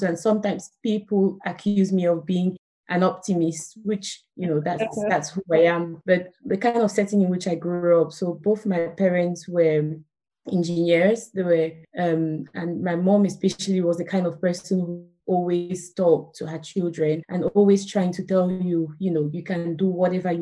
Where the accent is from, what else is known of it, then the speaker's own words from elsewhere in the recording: Douala, Littoral, Cameroon; moved away as an adult; also born or lived in Buea, Cameroon; now in United Kingdom; I grew up in Cameroon, in Douala.